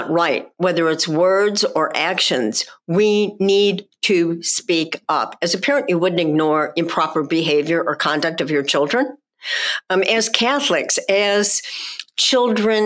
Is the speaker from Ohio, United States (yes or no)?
no; Chicago, Illinois, United States; I grew up in Chicago